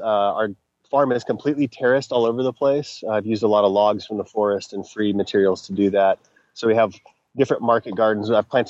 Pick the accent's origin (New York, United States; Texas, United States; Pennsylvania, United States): Texas, United States; also born or lived in Colorado / Florida / Vancouver, Canada; I grew up in Texas. I lived in Colorado for 8 years. I've lived in Florida 3 different times. I lived in Vancouver, BC for 3 years.